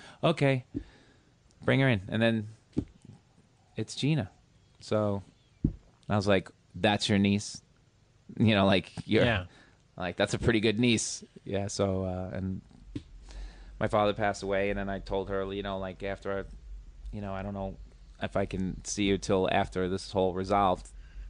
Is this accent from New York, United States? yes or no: yes; New York, United States; I'm a New Yorker.